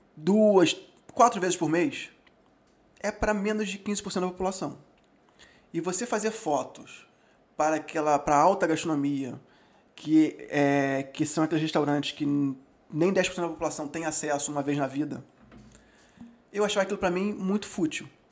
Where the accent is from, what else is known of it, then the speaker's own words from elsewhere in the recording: Rio de Janeiro, Brazil; classe média carioca